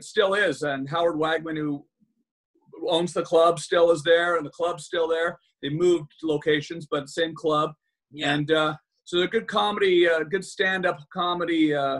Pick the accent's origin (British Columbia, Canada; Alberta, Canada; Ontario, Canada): Ontario, Canada; Ottawa; born or raised there; moved away as an adult; now in Los Angeles, United States